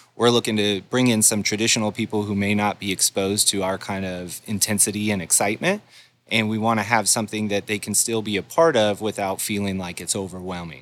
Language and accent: English; Golden, Colorado, United States; moved away; I grew up in Golden, Colorado